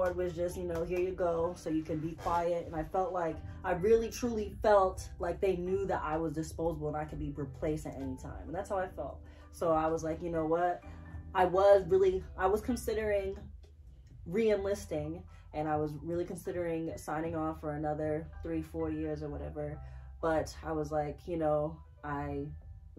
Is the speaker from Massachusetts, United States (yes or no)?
yes; Boston, Massachusetts, United States; moved away as an adult; I was able to work in my hometown